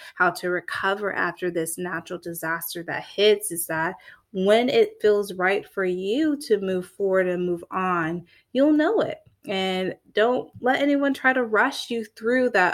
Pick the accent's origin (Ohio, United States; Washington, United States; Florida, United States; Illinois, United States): Florida, United States; I'm from Florida. I'm a Florida girl, born and raised.